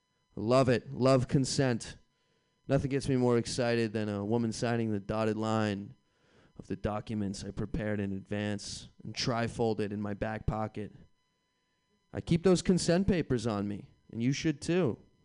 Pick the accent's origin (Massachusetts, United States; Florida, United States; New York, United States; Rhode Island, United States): Massachusetts, United States; Boston